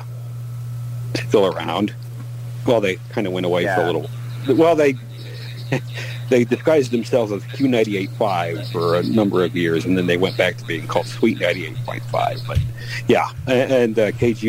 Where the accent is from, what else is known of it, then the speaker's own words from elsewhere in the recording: Omaha, Nebraska, United States; I am from the Omaha Council Bluffs area